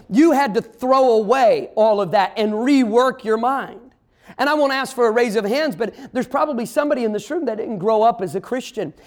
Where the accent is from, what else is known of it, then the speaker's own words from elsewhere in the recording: Midwest, United States; I grew up in the Midwest. I'm a Midwesterner, but my family's all from the South